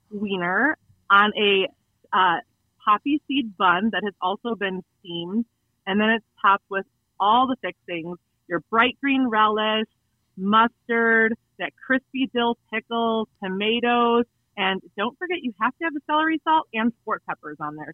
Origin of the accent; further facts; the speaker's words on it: Chicagoland, Northwest Suburbs, Illinois, United States; now in Spring Hill, United States; I grew up in Chicagoland area. I was in the Northwest Burbs